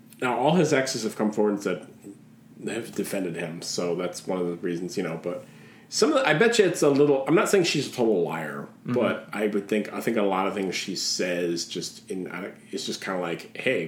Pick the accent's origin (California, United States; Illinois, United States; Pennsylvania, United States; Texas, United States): Illinois, United States; Schaumburg; I am from Schaumburg.